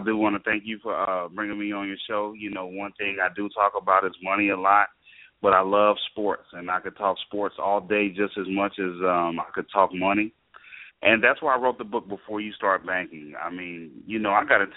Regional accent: Ohio, United States; I'm from Ohio

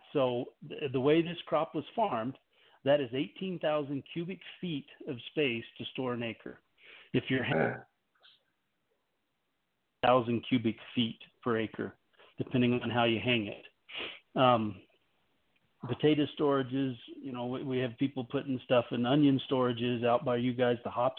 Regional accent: Missouri, United States; Like, we're from Missouri, right?

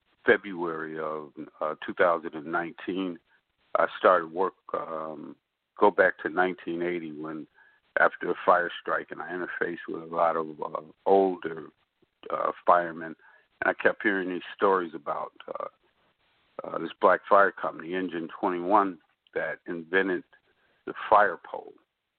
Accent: Chicago, Illinois, United States; I'm a Chicago. I grew up in Chicago. Lived in South Shore community when I was in high school, of course. East Englewood, growing up.

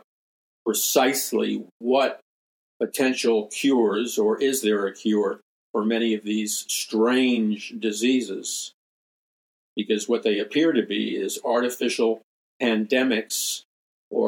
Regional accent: New York City, New York, United States; When I was a young boy, growing up in Jackson Heights, Queens

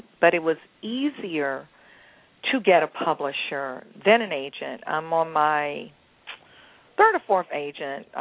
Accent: St. Louis, Missouri, United States; St. Louis, my hometown

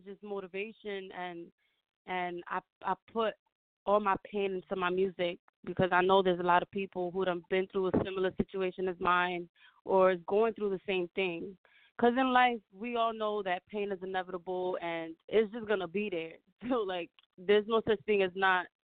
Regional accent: New York City, New York, United States; I'm from New York. I'm from the Bronx

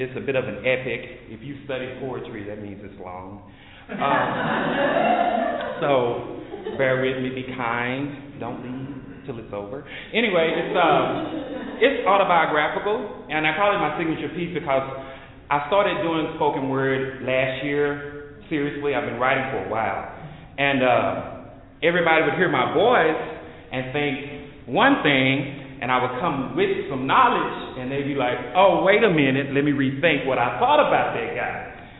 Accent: Dallas, Texas, United States; I am from Oak Cliff, too.

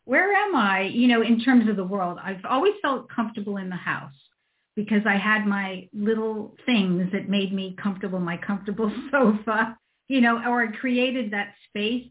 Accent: East Coast, United States; moved away as an adult; I'm from the East Coast.

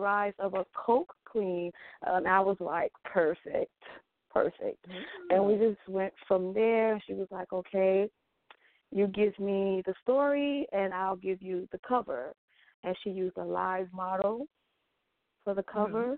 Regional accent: Mississippi, United States; now in York, United States; I'm originally from Mississippi, a small town in Mississippi. I'm now residing in York, Pennsylvania

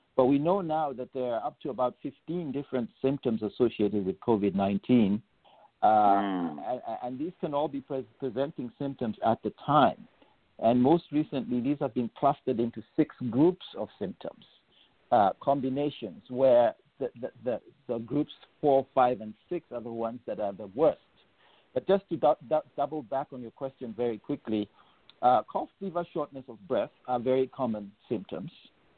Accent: Gambia; also born or lived in England, United Kingdom; So I grew up in England for the first 10 years of my life. And then I spent my high school years in Gambia.

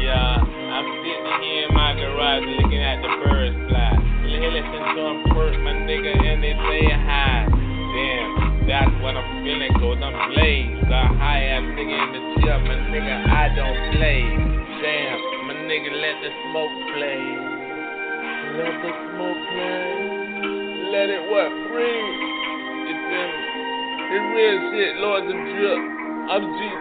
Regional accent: Florida, United States; Death Row, my nigga, I'm from Palm Beach County, nigga.

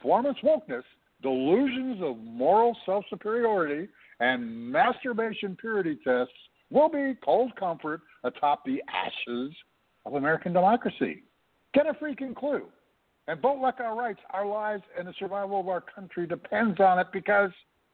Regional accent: Canada; I'm a Canadian

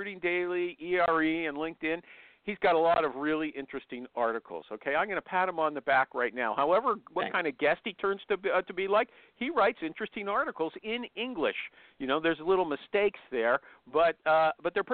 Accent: Canada; I'm Canadian.

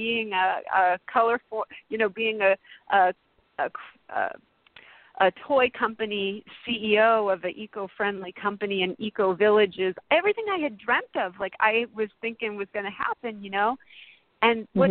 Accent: Massachusetts, United States; moved away as an adult; now in California, United States; I moved to California. I'm from Massachusetts originally, and I had moved out here to California

